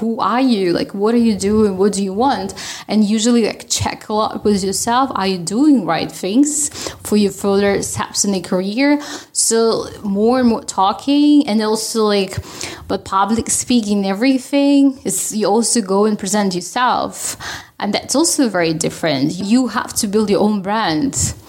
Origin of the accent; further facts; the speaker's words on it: Russia; now in Sweden; I'm Russian.